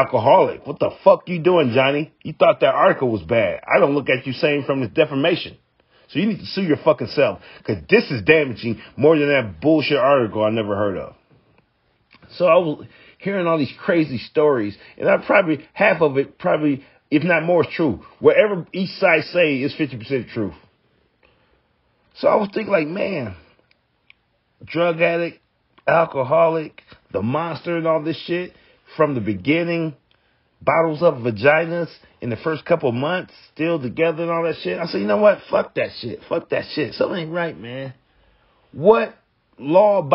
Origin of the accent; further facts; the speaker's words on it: United States; I'm American